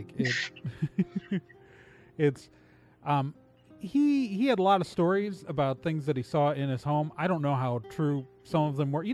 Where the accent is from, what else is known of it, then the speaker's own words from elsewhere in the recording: Wauwatosa, Wisconsin, United States; I grew up in mostly in Wauwatosa, Wisconsin. It's a suburb of Milwaukee